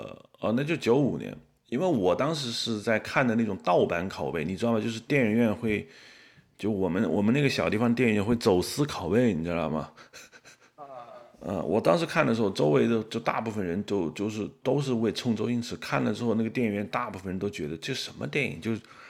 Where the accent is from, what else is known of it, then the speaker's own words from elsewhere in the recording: China; 因为我是大陆人，你也是大陆人